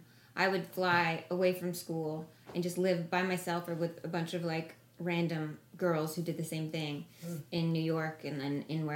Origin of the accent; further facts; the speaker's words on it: Toronto, Ontario, Canada; And I'm from Toronto